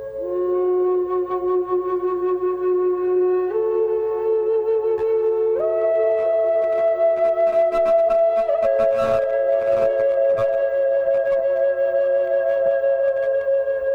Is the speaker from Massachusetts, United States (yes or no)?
yes; Boston, Massachusetts, United States; I'm from Boston, and you know I used to canoe on the Concord River